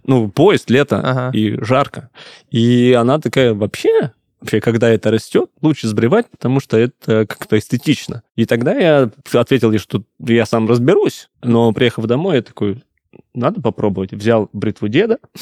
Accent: Krasnoyarsk, Krasnoyarsk Krai, Russia; я из Красноярска

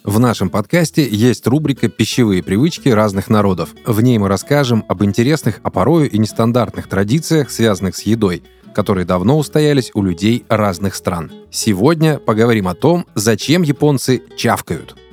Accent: Odesa, Odesa Oblast, Ukraine; я вырос в Одессе

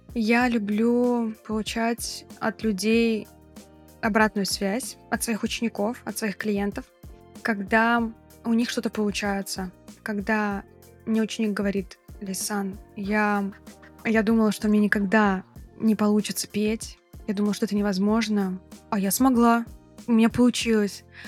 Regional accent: Kazan, Tatarstan, Russia; also born or lived in Bali; у себя на родине в Казани

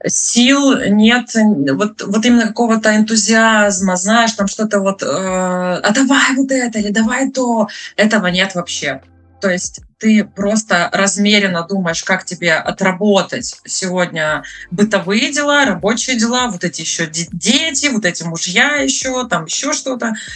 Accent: Krasnodar Krai, Russia; moved away as an adult; now in Trondheim, Norway; Я с Кубани.

